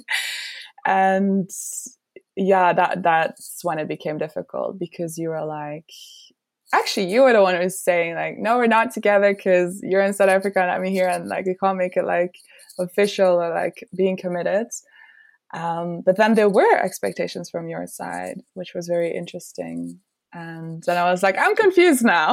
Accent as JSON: {"language": "English", "country": "Belgium", "moved": "yes", "said": "I'm originally from Belgium"}